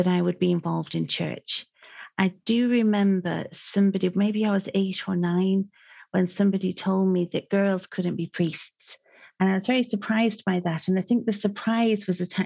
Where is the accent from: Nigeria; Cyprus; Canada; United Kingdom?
United Kingdom; Manchester, North West England; now in Ireland; I grew up in Manchester